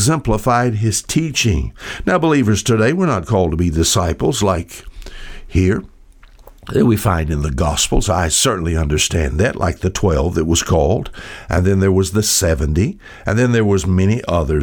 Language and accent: English; United States; I'm an American